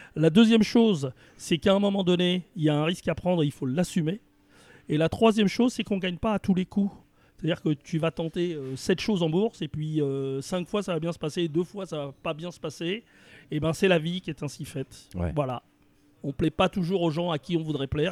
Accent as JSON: {"language": "French", "town": "Villemomble", "region": "Île-de-France", "country": "France", "tie": "born or raised there", "also_born_or_lived": "Paris", "said": "je suis né à Paris 20e. Et dès que je suis né, mes parents sont partis dans une, petite ville de la banlieue parisienne qui est à 7 km à l'est de Paris, qui s'appelle Villemomble. Et j'ai toujours vécu à Villemomble"}